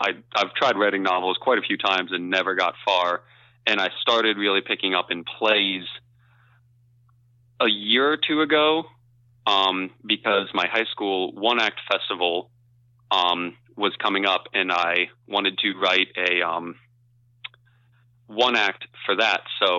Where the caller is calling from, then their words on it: Kent, Ohio, United States; I'm coming from Kent, Ohio. So just outside of Kent State University.